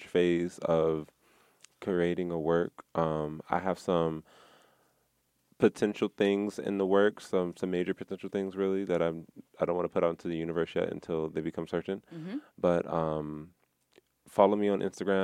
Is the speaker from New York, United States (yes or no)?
no; California, United States; moved away; I'm from California